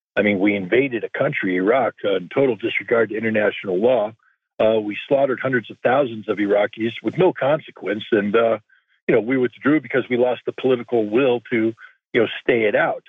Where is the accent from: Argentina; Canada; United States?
United States; as an American